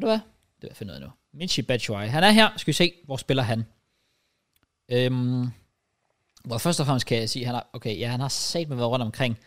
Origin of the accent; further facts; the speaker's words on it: Denmark; jeg er dansker